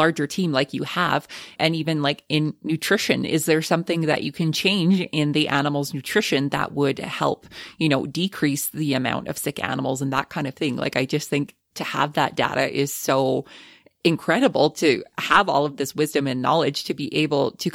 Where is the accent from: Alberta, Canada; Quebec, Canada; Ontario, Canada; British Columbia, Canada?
Alberta, Canada; we're from Alberta, so we are proud to produce Alberta beef here